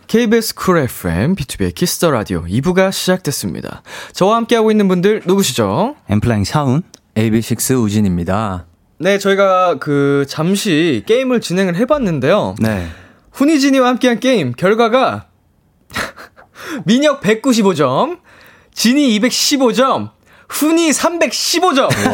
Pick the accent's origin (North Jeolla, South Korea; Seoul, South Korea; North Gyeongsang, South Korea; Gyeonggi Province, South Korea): Seoul, South Korea; 저도 이제 평생 서울에서 나고 자라서